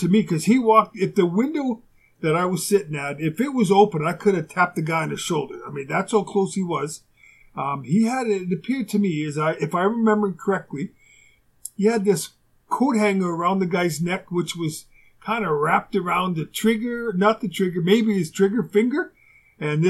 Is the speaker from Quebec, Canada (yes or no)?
no; Winnipeg, Manitoba, Canada; moved away as an adult; also born or lived in Houston; where I grew up in Winnipeg